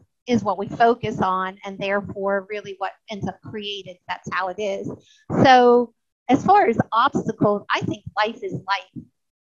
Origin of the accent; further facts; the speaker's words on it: United States; also born or lived in New Orleans area; now in Mississippi, United States; I grew up in the New York area and then we moved to Mississippi